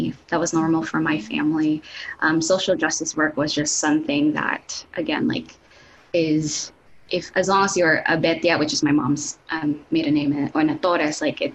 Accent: Los Baños, Calabarzon, Philippines; first language Tagalog; English is a second language; moved away as an adult; now in United States; I grew up in a town called Las Bañas, Laguna, and Laguna is south from Manila

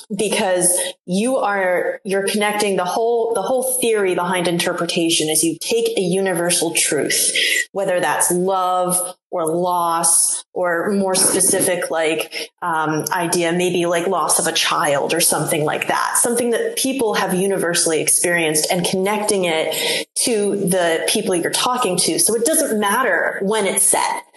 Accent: New England, United States; I'm from New England

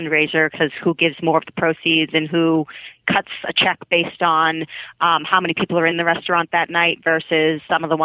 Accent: Quincy, Massachusetts, United States; I'm from Quincy

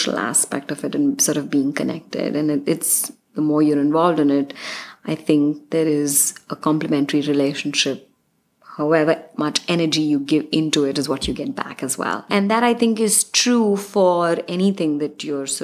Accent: India; moved away as an adult; now in Los Angeles, United States; I'm from India. All our families are in our countries and we're immigrants here.

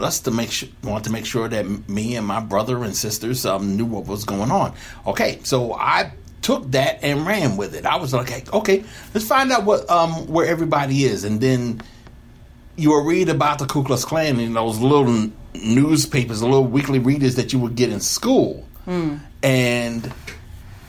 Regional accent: Somerset, United States; me growing up in Somerset nearby

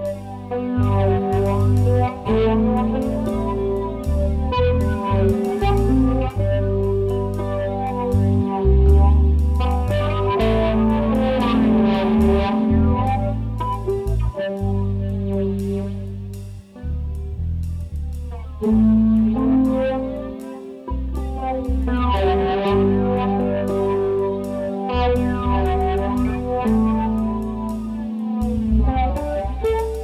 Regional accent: Ann Arbor, Michigan, United States; I grew up in Ann Arbor, Michigan, and it was a pretty weird place

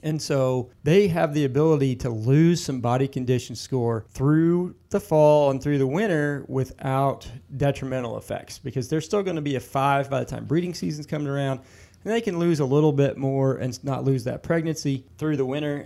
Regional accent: Illinois, United States; growing up in Illinois

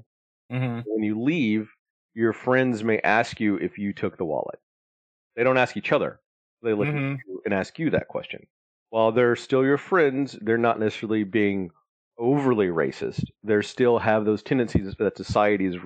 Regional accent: Alabama, United States; growing up in Alabama, I didn't have a lot of money.

